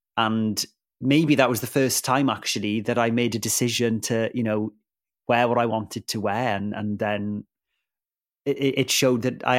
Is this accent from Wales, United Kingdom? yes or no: yes; Wales, United Kingdom; first language Welsh; English is a second language; it was a Welsh language program and Welsh is my first language.